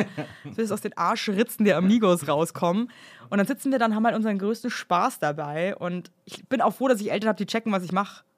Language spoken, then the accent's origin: German; Bavaria, Germany; als Bayer